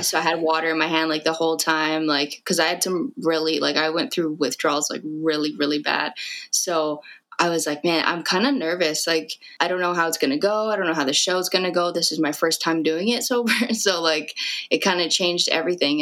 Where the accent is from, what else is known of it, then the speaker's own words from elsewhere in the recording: Fort McMurray, Alberta, Canada; moved away as an adult; now in Edmonton, Canada; I was born and raised in Fort Mac